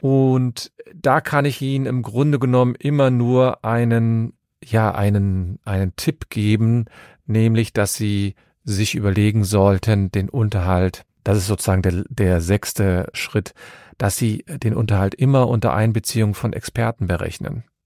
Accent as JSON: {"language": "German", "town": "Cologne", "region": "North Rhine-Westphalia", "country": "Germany", "said": "ich komme aus Köln und habe meine Kanzlei in Köln"}